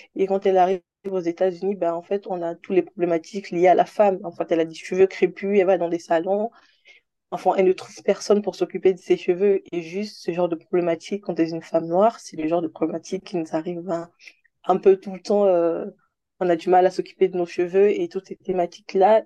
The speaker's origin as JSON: {"language": "French", "country": "Republic of the Congo", "tie": "born or raised there", "also_born_or_lived": "Senegal", "moved": "as an adult", "lives_now": "Paris, France", "said": "j'ai grandi au Congo-Brazzaville, en Afrique centrale, jusqu'à mes 18 ans."}